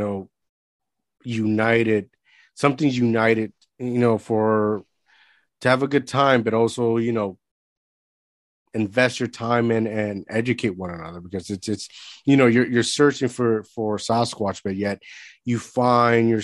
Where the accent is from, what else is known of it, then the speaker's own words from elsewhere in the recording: Puerto Rico; moved away; I grew up in Puerto Rico.